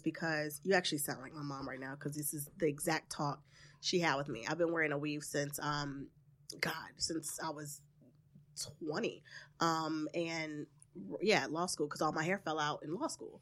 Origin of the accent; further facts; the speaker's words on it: the South, United States; from the South, so I'm very traditional